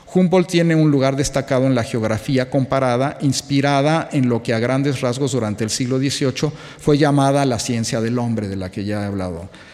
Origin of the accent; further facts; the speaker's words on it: Mexico; siendo mexicano